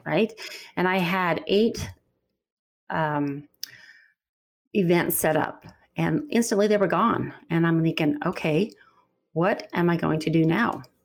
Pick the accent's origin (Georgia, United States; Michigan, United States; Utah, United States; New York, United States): Utah, United States; I'm from Utah